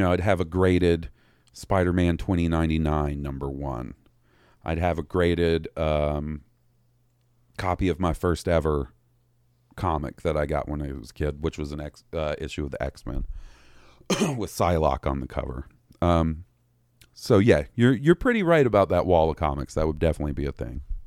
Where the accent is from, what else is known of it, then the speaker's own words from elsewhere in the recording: Mississippi, United States; I was raised in the Mississippi education system.